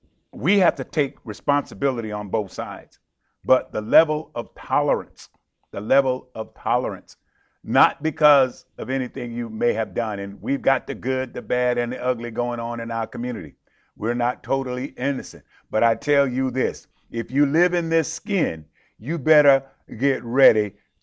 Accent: South Carolina, United States; I was born in South Carolina.

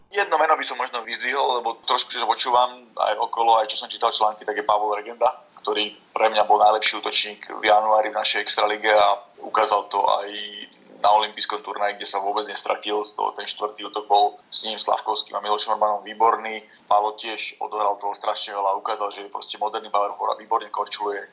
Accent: Slovakia; tiež sme Slováci

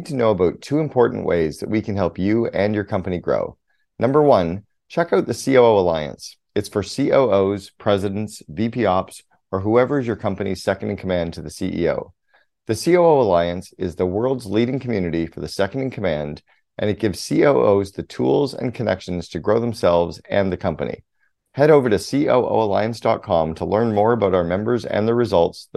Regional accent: Canada; moved away as an adult; now in United Arab Emirates; I'm a Canadian

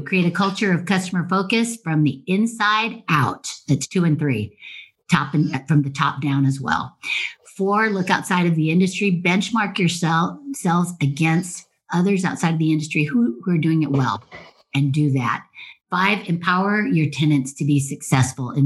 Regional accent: North Shore of Oahu, Hawaii, United States; I grew up in Hawaii, North Shore of Oahu.

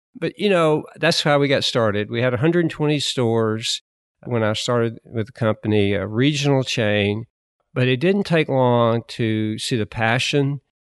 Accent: Alabama, United States; moved away as an adult; I grew up in Alabama

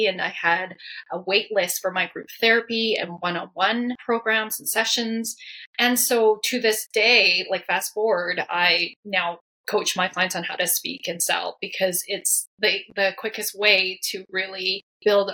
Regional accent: Canada; I am Chinese Canadian. So I'm first generation Chinese Canadian. So my parents are from Hong Kong

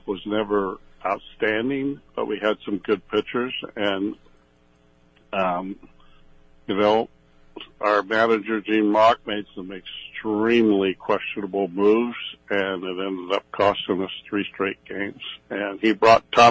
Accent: Southern California, United States; I was born and raised in Southern California

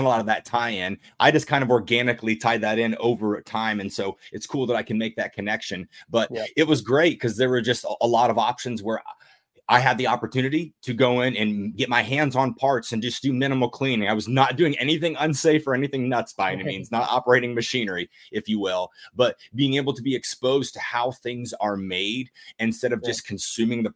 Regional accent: United States; I'm all about being American

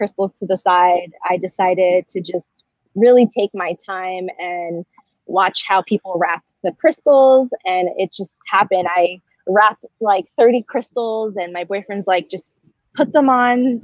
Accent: New Jersey, United States; moved away as an adult; now in San Diego, United States; I'm originally from New Jersey. I moved out to San Diego about a year ago

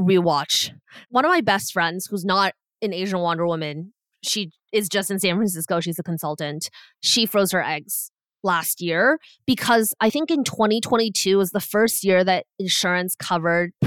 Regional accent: Canada; So we're both Canadian

